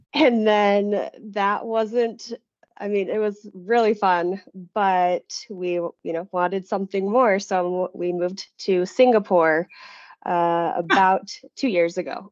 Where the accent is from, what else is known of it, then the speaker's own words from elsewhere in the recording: Utah, United States; also born or lived in Rhode Island; I was born and raised in Utah